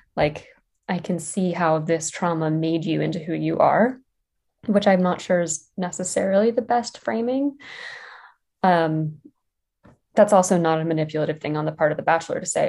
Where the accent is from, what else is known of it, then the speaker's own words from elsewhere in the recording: West Virginia, United States; moved away; I grew up in West Virginia